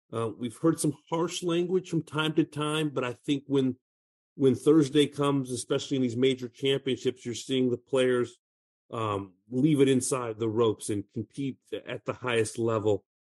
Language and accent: English; Southern California, United States; I'm from Southern California